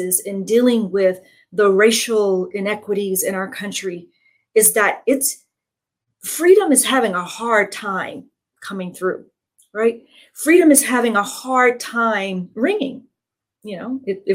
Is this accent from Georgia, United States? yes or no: yes; Georgia, United States; moved away; I'm originally from Georgia